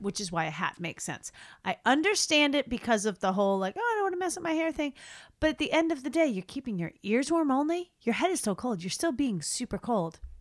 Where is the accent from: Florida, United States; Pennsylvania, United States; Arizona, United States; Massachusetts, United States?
Massachusetts, United States; Boston; we're also from Boston